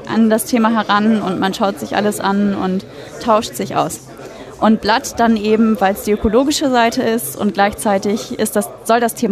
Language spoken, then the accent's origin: German; Hamburg, Germany; Ich komme aus Hamburg, daher auch die Nähe